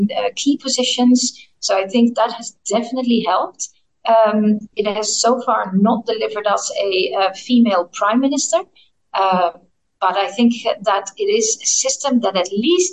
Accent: Netherlands; moved away; I'm from the Netherlands

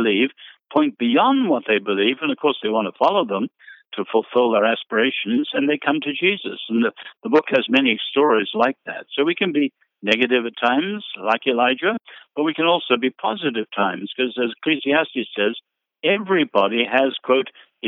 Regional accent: China; I grew up in China, where the Christians, of course, went through the most brutal, vicious, systematic persecution.

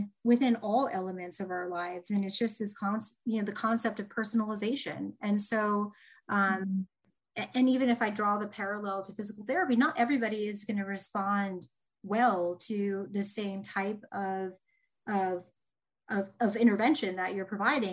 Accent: Indiana, United States; I'm from Indiana

